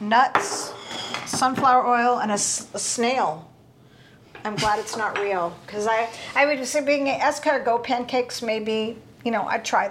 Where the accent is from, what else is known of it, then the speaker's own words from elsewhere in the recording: Oregon, United States; moved away; also born or lived in Colorado; I grew up in Oregon